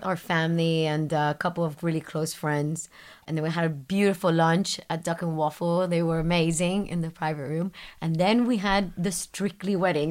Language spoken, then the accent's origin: English; Miami, Florida, United States; moved away; I grew up in Miami, so I grew up in the city, big city, my whole life